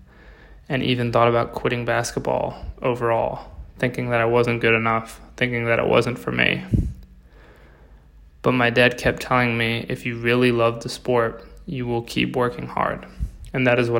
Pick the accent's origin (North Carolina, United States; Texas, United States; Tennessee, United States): North Carolina, United States; Davidson; I'm from Davidson, North Carolina. I've lived in North Carolina my whole life